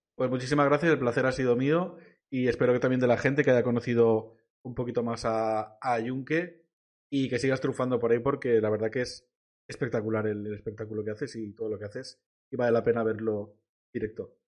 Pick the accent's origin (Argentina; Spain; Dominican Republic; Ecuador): Spain; Vila-real, Valencian Community; soy como decía de Villarreal